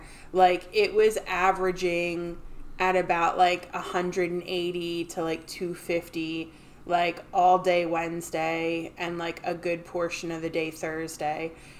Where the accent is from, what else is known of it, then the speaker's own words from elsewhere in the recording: New Jersey, United States; we're from Jersey, we have the Pine Barrens, and they constantly catch fire